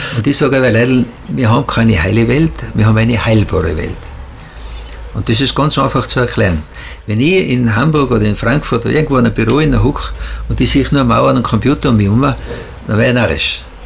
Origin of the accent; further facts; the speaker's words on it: Tyrol, Austria; wir Tiroler